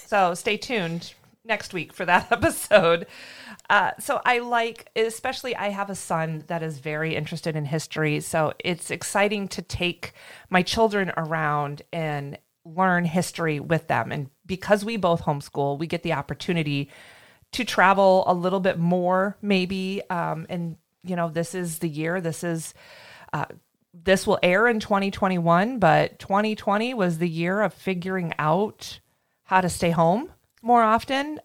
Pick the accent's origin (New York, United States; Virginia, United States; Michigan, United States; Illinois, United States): Michigan, United States; moved away as an adult; now in Florida, United States; I am a Michigan girl. I grew up near Lake Michigan.